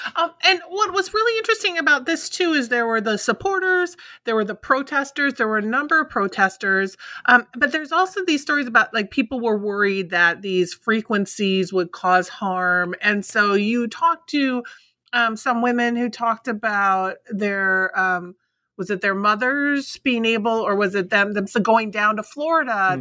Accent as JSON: {"language": "English", "region": "Minnesota", "country": "United States", "tie": "born or raised there", "said": "I grew up in Minnesota, so this one is close to home for me"}